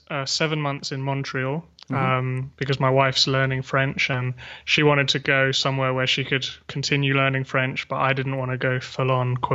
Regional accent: Surrey, South East England, United Kingdom; moved away as an adult; also born or lived in Taiwan / Canada; now in London, United Kingdom; I grew up just outside of London, about 30 minutes south, um, Surrey, basically.

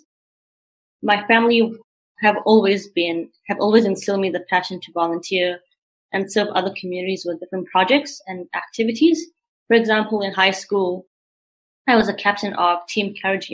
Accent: Montreal, Quebec, Canada; also born or lived in South Africa; I'm a proud Canadian from Montreal, Quebec. However, I was born in South Africa

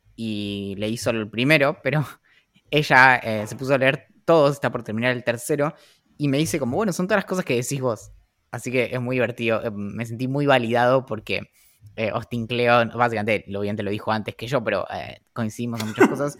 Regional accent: San Carlos de Bariloche, Río Negro, Argentina; creciendo en, en Bariloche y todo, o sea, como toda mi vida

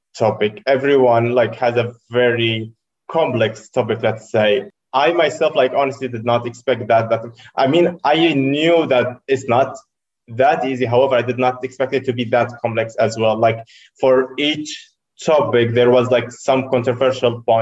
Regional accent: Syria; English is a second language; moved away as an adult; now in Poland; I am originally from Syria, actually. I've been in Poland for over 4 years right now

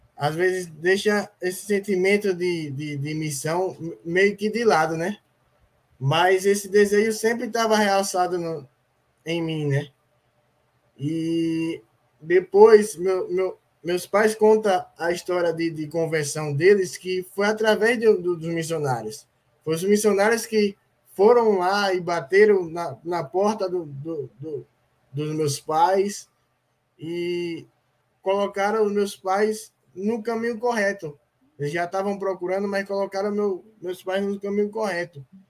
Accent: Aracaju, Sergipe, Brazil; Sou aqui de Aracaju, Sergipe.

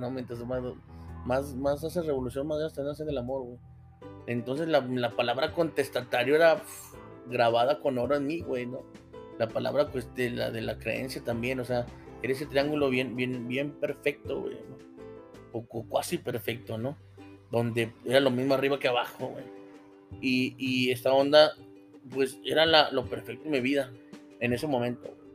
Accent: Mexico; Pero de hambre nunca nos morimos. Somos mexicanos, güey.

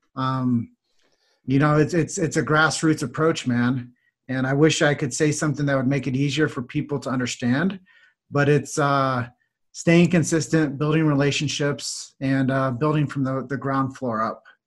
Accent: Davenport, Iowa, United States; So my hometown is Davenport, Iowa.

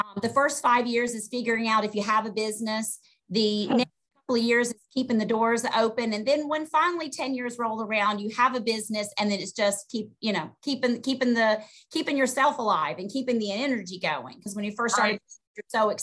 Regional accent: Augusta, Georgia, United States; moved away as an adult; now in New Jersey, United States; I was born and raised in Augusta, Georgia. Moved to New Jersey in 1998

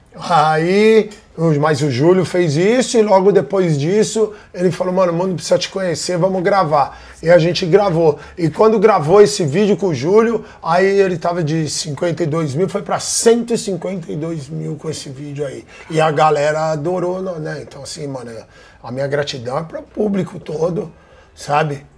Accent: United States; now in Brazil; eu fui criado nos Estados Unidos

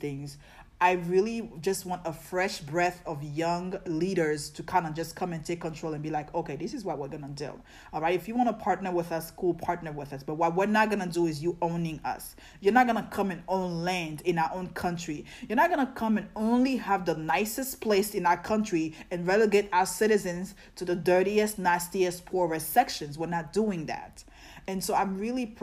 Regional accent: Côte d’Ivoire; moved away; also born or lived in New York; I'm West African, like I'm from Ivory Coast, Cote d'Ivoire

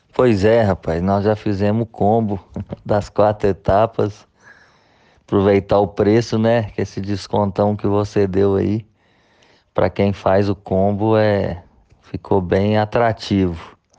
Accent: Caratinga, Minas Gerais, Brazil; eu sou de Caratinga

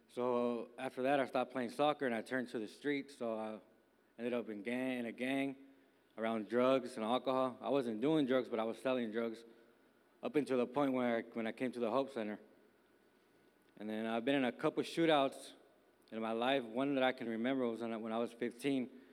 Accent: Bay Area, California, United States; now in Miami, United States; I'm from uh, California, born and raised in the Bay Area

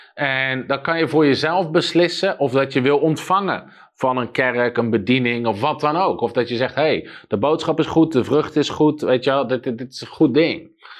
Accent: Netherlands; als Nederlander

